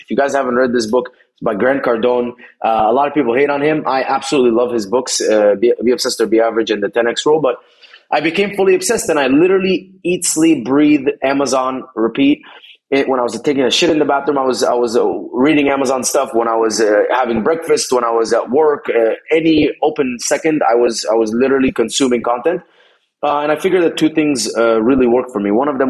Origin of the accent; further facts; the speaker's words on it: Dubai, United Arab Emirates; moved away as an adult; also born or lived in Egypt; now in United States; I was born in Egypt. I grew up in Dubai for 17 years or so. Then came to America in 2011